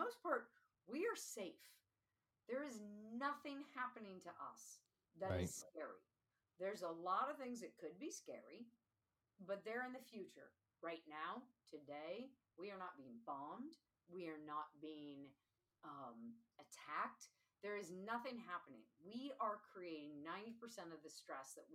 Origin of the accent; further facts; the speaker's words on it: Seattle, Washington, United States; now in Pittsburgh, United States; So I grew up in Seattle.